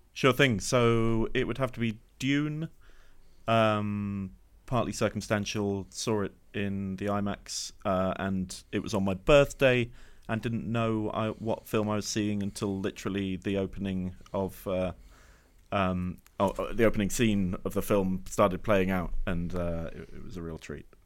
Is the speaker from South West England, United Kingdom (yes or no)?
yes; Exeter, South West England, United Kingdom; I grew up in Exeter